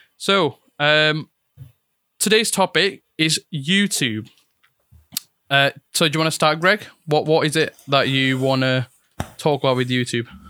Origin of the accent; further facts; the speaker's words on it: Italy; English is a second language; now in United Kingdom; I was born and raised in Italy. Moved here back in 2014